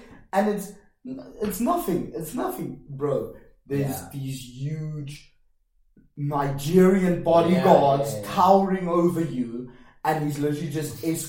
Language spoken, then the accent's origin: English; Johannesburg, Gauteng, South Africa; now in Budapest, Hungary; my hometown, Joburg, and I know the Joburg CBD.